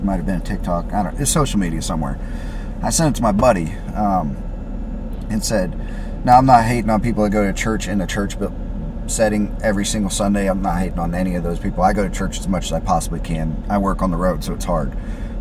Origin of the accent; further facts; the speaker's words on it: Carrollton, Kentucky, United States; moved away; I went back up to Carrollton, where I'm from originally